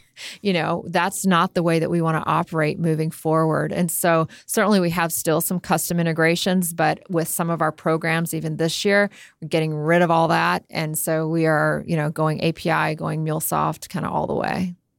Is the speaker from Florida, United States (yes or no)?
yes; Miami, Florida, United States; also born or lived in Jamaica / Tampa Bay, Florida; I spent most of my life in Miami, Fort Lauderdale. Grew up there.